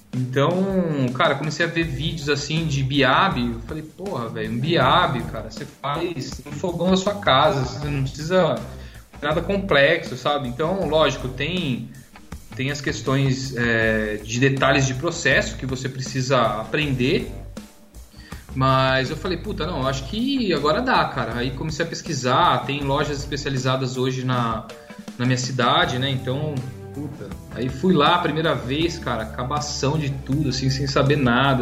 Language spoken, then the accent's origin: Portuguese; Jundiaí, São Paulo, Brazil; eu sou de Jundiaí, interior de São Paulo